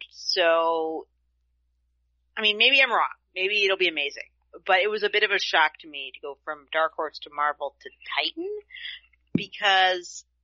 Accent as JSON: {"language": "English", "country": "United States"}